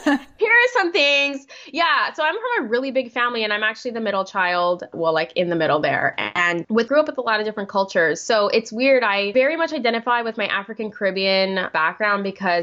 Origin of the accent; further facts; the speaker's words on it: Guam; moved away as an adult; now in United States; born and raised in Guam for 18 years